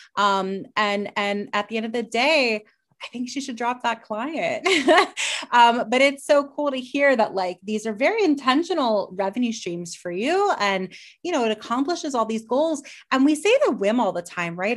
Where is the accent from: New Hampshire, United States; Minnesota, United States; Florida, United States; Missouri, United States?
Florida, United States; Miami; we're both from Miami